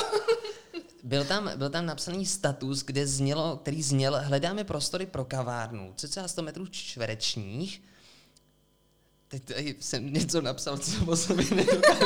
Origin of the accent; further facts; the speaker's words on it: Sokolov, Karlovy Vary Region, Czechia; now in Plzeň, Czech Republic; My jsme ze západu, ze Sokolova